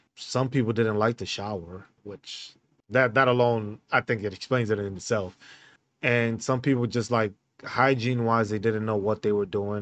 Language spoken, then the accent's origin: English; New York City, New York, United States; moved away as an adult; also born or lived in San Diego / Hawaii / Fort Riley, Kansas; now in Grafenwöhr, Germany; I was born and raised in New York City.